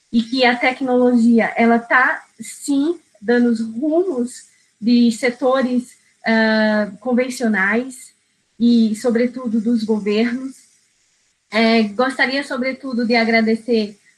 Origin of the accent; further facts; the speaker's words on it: Rio Grande do Norte, Brazil; Eu sou do Rio Grande do Norte, então eu sei o que é o diferencial de uma indústria onshore, porque eu visitei muito a região de Mossoró, Macau, Areia Branca